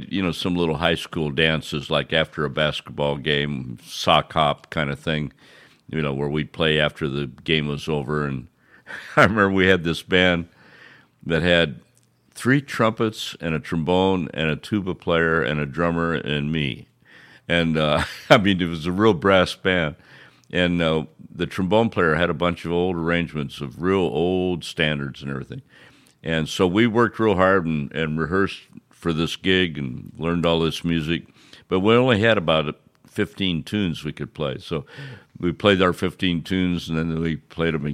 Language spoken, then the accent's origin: English; Quincy, Illinois, United States; In Quincy, Illinois, my hometown